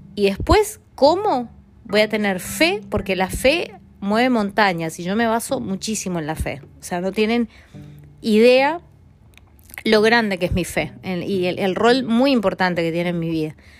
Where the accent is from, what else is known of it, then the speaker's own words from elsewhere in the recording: Mendoza, Argentina; moved away as an adult; en Mendoza, en mi ciudad natal